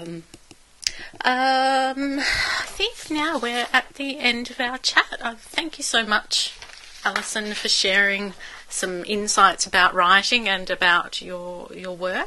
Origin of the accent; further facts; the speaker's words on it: Melbourne, Victoria, Australia; also born or lived in Sydney, Australia; now in Brisbane, Australia; I was born in Melbourne